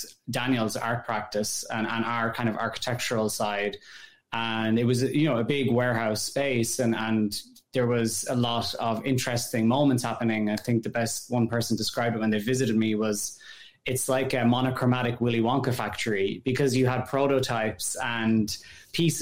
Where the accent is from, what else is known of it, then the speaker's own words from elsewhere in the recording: Ireland; moved away as an adult; also born or lived in France / Netherlands; now in New York, United States; I grew up in Ireland and in rural Ireland. So, you know, I'm from the countryside